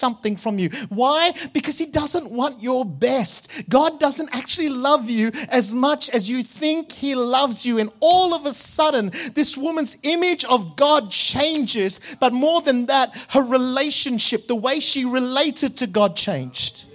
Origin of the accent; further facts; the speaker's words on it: Malaysia; Growing up in Malaysia, in the Catholic Church